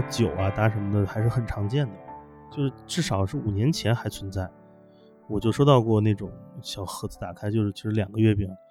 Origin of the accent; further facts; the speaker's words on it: Beijing, China; 我小时候在北京长大